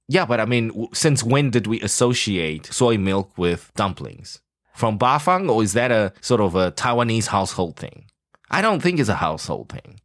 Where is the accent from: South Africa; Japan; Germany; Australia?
South Africa; moved away; growing up in South Africa